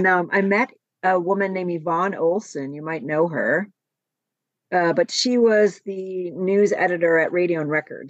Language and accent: English; Buffalo, New York, United States; moved away as an adult; now in Los Angeles, United States; I was born in Buffalo